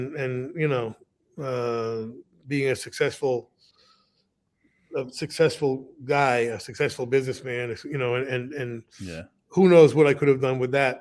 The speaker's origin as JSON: {"language": "English", "region": "West Virginia", "country": "United States", "said": "I'm from West Virginia"}